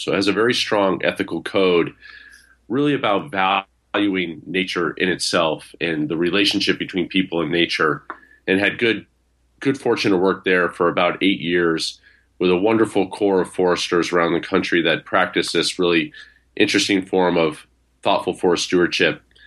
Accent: Vermont, United States; I grew up in Vermont and grew up in a rural area where I had ready access to the outdoors

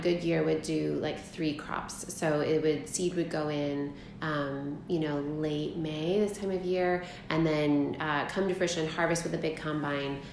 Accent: Hamilton, Michigan, United States; I grew up in Hamilton, Michigan, a little town called Bentheim, which is about, it's on the west side of Michigan

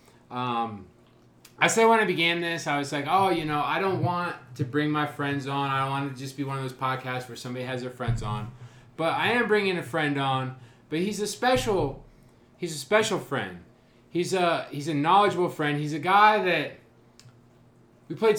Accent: Marion, Ohio, United States; growing up in Marion

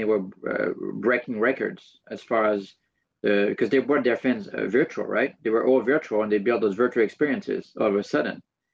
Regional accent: France; I'm from France

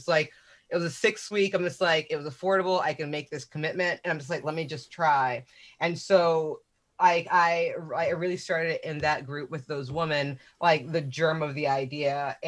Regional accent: Zaria, Kaduna State, Nigeria; born there; but I was born in Zaria, Nigeria. Like my mother was a Muslim Nigerian woman

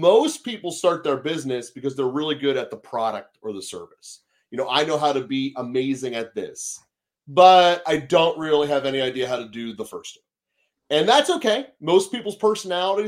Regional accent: Pittsburgh, Pennsylvania, United States; I'm Pittsburgh, PA. My entire life, I've lived within 10 minutes of Heinz Field, including college

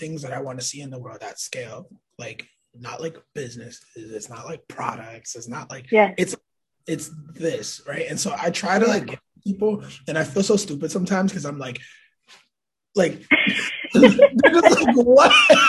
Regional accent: New York City, New York, United States; born there; I was born in Manhattan in 92, right?

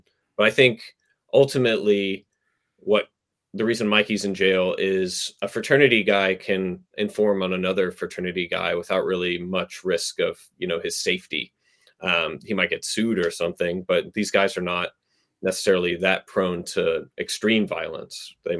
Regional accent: Southern United States, United States; It kind of is what you learn growing up in the South a little bit.

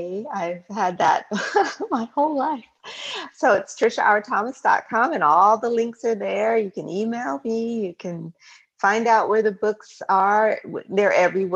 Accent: San Diego, California, United States; I grew up in San Diego, California

